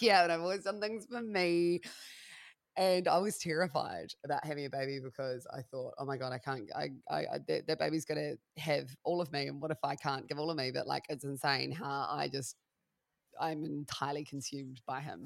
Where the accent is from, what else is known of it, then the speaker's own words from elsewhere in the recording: Christchurch, Canterbury, New Zealand; also born or lived in Melbourne, Australia; now in Wairarapa, New Zealand; I'm originally from the South Island, from a city called Christchurch